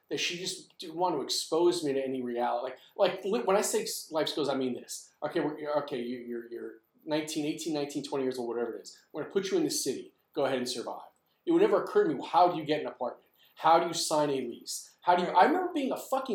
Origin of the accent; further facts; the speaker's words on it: New York City, New York, United States; I grew up in the Bronx